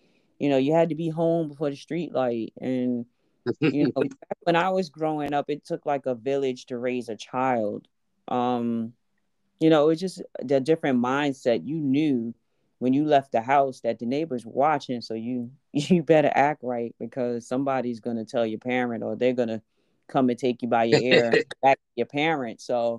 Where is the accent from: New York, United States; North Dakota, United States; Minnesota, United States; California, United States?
New York, United States; Brooklyn; I did. I grew up in Brooklyn.